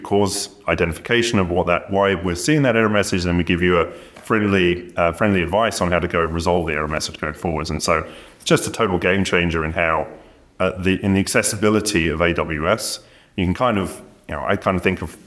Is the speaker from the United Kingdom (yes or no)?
yes; United Kingdom; As a Brit